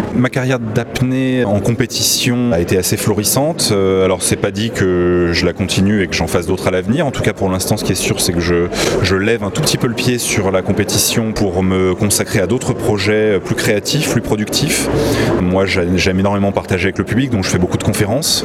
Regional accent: Paris, Île-de-France, France; now in Nice, France; Enfin, je viens de Nice. J'ai grandi à Paris, mais j'habite à Nice depuis plusieurs années

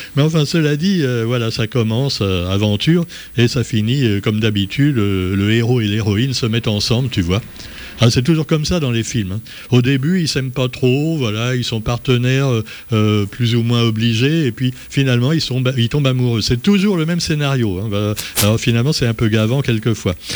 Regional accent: Réunion; chez nous à La Réunion

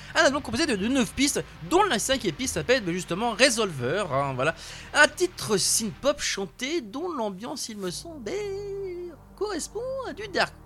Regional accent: France; chez nous en France

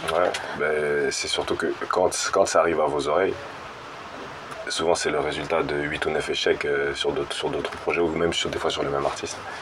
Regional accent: Maurepas, Île-de-France, France; now in Élancourt, France; je suis pas d'Elancourt, je suis de Morpa, juste à côté, aux Friches, le quartier des Friches

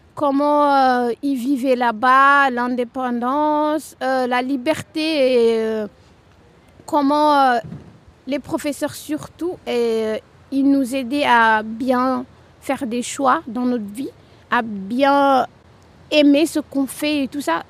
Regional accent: Rufisque, Dakar, Senegal; moved away as an adult; now in Tours, France; Je viens de Dakar, plus particulièrement à Rufus. C'est un département de Dakar.

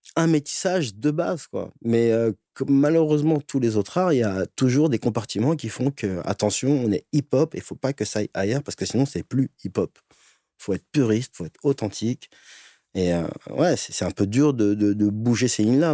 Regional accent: Les Ulis, Essonne, Île-de-France, France; j'ai grandi en banlieue, les Ulysses 91. toute mon enfance dans la brique

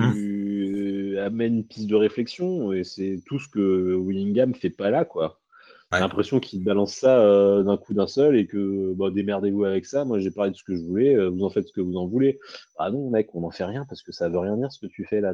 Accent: France; en tant que Français

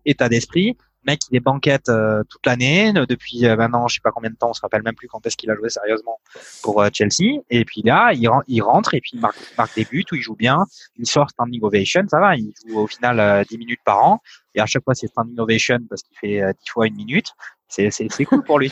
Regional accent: Provence-Alpes-Côte d'Azur, France; je suis, de la Provence

